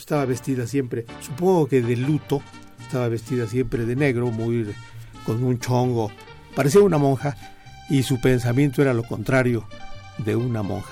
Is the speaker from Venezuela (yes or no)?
no; Pachuca, Hidalgo, Mexico; also born or lived in Mineral del Monte; yo crecí en Pachuca, yo nací en, Mineral del Monte y mi familia se fue rápidamente.